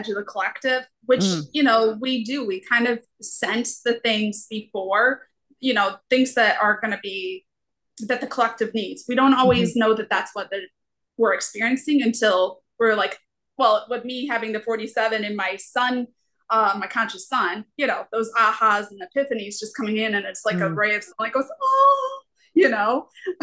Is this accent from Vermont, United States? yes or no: no; upstate New York, United States; now in Florida, United States; I'm from upstate New York, you know, a few hours above New York City